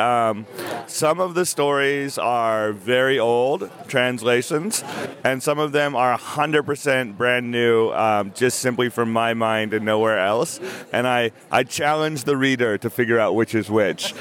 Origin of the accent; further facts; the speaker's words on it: United States; I'm an American writer